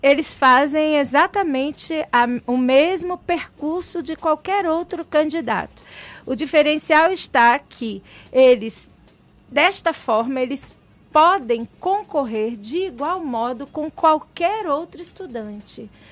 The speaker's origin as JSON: {"language": "Portuguese", "area": "Baixada Fluminense", "region": "Rio de Janeiro", "country": "Brazil", "tie": "born or raised there", "said": "eu sou menina de periferia do Rio de Janeiro, eu nasci na Baixada Fluminense"}